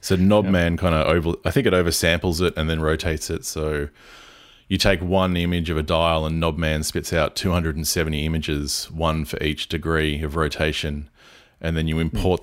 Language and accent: English; Port Macquarie, New South Wales, Australia; I'm based in Byron Bay, but I live in my hometown in Port Macquarie